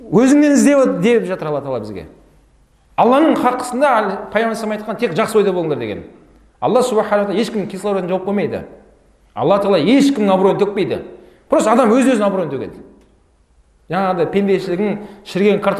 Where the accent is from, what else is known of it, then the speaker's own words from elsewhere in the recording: Abai, Turkistan Region, Kazakhstan; also born or lived in Karaganda / Cairo; now in Almaty, Kazakhstan; мен мынау осы сарыағаш жағында абай деген жердің тумасымын туып өскен балалық шағым сол жерде өткен қазір алматыдамын